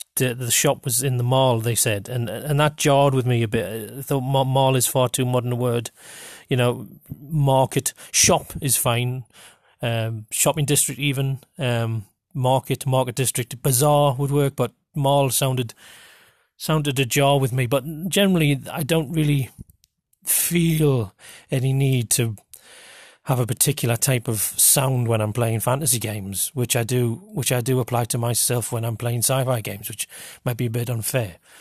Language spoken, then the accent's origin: English; Geordie, North East England, United Kingdom; accent: Geordie; the closest that I've an accent or dialect to Middle English is, in fact, my own